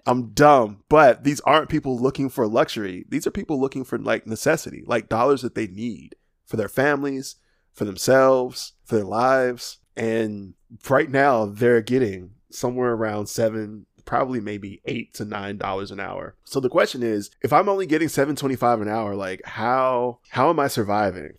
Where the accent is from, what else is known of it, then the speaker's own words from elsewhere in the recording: Alabama, United States; I'm from Alabama